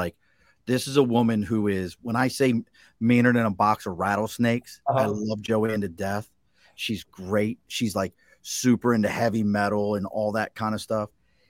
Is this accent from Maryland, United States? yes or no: yes; Baltimore, Maryland, United States; Like, I grew up in Baltimore.